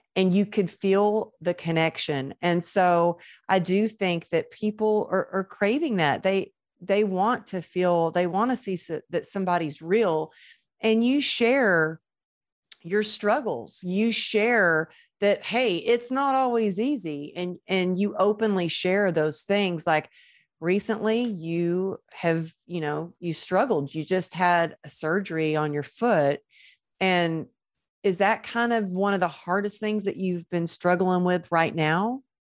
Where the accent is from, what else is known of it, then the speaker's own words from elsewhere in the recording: Texas, United States; moved away as an adult; also born or lived in Los Angeles; I was born in Texas